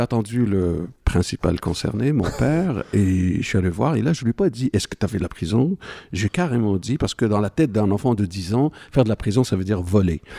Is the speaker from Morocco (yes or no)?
yes; Morocco; moved away as an adult; je suis marocain d'origine, je suis né au Maroc à la fin de 1959